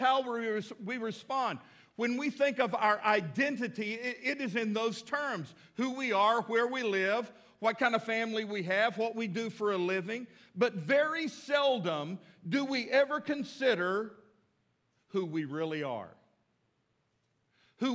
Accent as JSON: {"language": "English", "region": "Texas", "country": "United States", "moved": "yes", "lives_now": "Fort Smith, United States", "said": "I live in Fort Smith, but I'm really from Texas"}